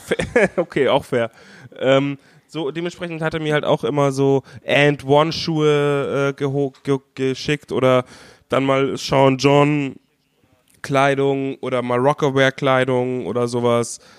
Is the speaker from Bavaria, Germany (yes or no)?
yes; Bavaria, Germany; ich als Bayer